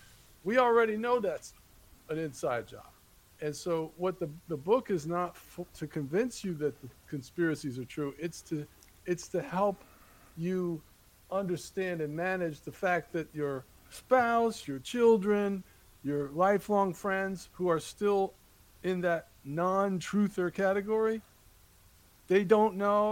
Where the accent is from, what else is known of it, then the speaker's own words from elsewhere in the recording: New Jersey, United States; now in North Carolina, United States; I grew up in Jersey